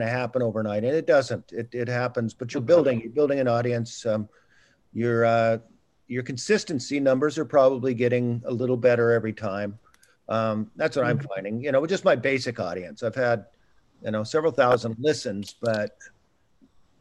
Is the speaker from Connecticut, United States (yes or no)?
no; San Joaquin Valley, California, United States; moved away; also born or lived in Washington State; I grew up in the San Joaquin Valley, which is really sunny in Central Valley of California.